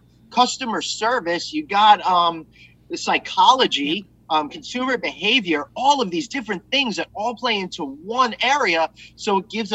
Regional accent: Long Island, New York, United States; I grew up here on Long Island

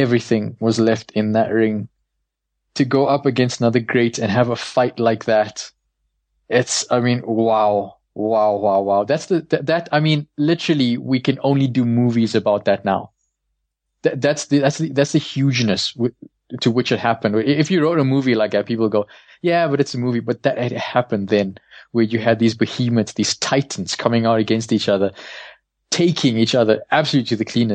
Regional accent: South Africa; as a South African

